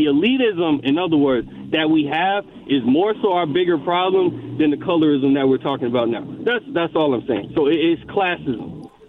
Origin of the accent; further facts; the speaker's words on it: Oak Creek, Wisconsin, United States; moved away as an adult; also born or lived in Washington, D.C.; I grew up in Oak Creek, Wisconsin, right? Very white place. It's a little blacker now. And then I went to Howard University, graduated from there.